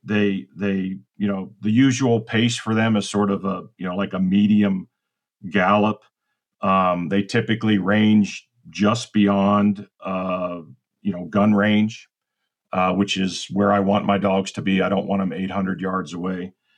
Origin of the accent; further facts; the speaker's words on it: Ohio, United States; now in Naples, Florida, United States; I'm originally from Ohio, so I'm a, I'm a Midwestern